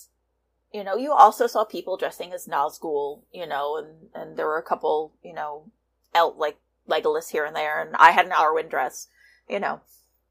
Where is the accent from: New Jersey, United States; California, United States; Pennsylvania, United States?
New Jersey, United States; New York tri-state area; I'm from the New York tri-state area. I was born within spitting distance of Manhattan in New Jersey.